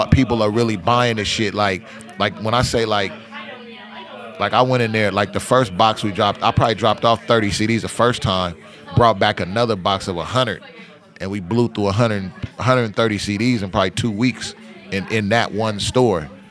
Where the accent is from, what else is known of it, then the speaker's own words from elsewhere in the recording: Portland, Oregon, United States; I grew up in Northeast Portland, like Alberta Prescott, Killingsworth, you know, between MLK and, and 33rd and Grant High School